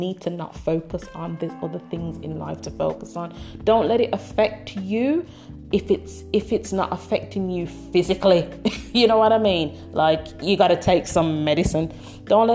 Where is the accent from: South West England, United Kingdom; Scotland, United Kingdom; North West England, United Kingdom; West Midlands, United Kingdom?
West Midlands, United Kingdom; Birmingham; I'm from Brumtown, I'm from Birmingham, UK